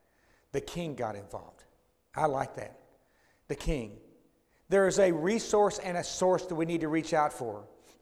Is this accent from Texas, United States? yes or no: yes; Dallas, Texas, United States; when I grew up in Oak Cliff, about 20-something miles from here